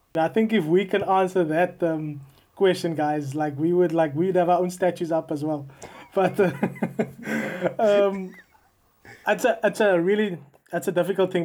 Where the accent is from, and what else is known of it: South Africa; now in United Kingdom